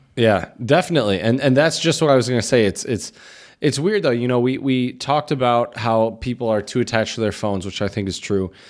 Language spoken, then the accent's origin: English; Chomutov, Ústí nad Labem Region, Czechia; my hometown here, um, Chomutov